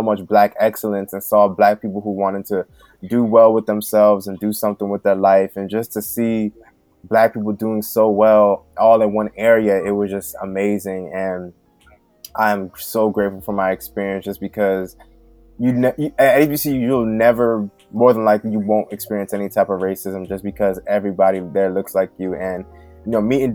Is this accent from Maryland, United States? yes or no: yes; Prince George's County, Maryland, United States; I grew up in Prince George's County, Maryland